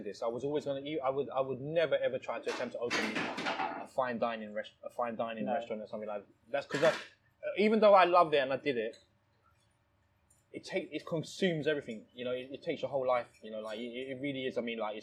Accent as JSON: {"language": "English", "country": "Thailand", "tie": "born or raised there", "moved": "yes", "lives_now": "United Kingdom", "said": "I was born in Thailand. Yeah. I was born in Thailand"}